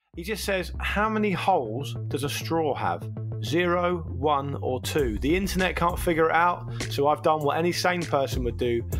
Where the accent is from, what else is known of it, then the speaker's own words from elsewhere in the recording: Rainham, London, United Kingdom; I grew up in, uh, in Zone Six, um, in a town called Raynham